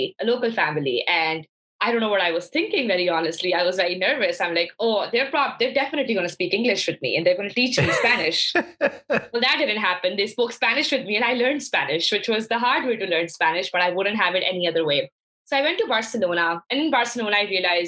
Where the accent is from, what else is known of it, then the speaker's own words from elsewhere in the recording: Lahore, Punjab, Pakistan; moved away as an adult; also born or lived in Hartford, Connecticut; I was born and raised in Lahore, Pakistan